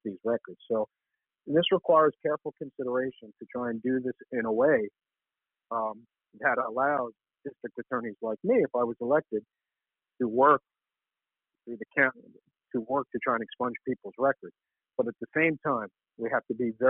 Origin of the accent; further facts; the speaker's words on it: New York City, New York, United States; The neighborhood I grew up in Washington Heights and upper Manhattan